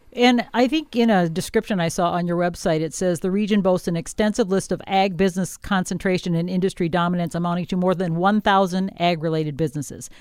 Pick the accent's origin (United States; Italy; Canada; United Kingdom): United States; Wisconsin; now in southern Minnesota, United States; I'm from Wisconsin where it was mainly dairy